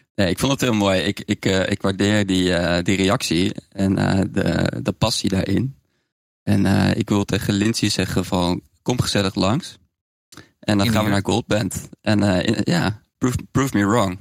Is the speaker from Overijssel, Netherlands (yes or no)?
yes; Zwolle, Overijssel, Netherlands; also born or lived in Gelderland; ik ben een Zwolse, Zwolse jongen